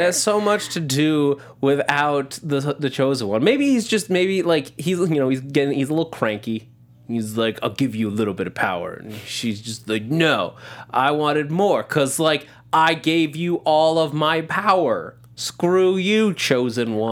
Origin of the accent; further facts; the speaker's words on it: near Sleepy Hollow, New York, United States; I grew up right near Sleepy Hollow, like two towns over